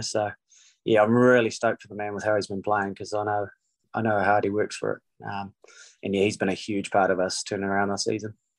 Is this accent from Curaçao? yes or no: no; New Zealand; moved away as an adult; also born or lived in Canada; now in Seattle, United States; being a New Zealander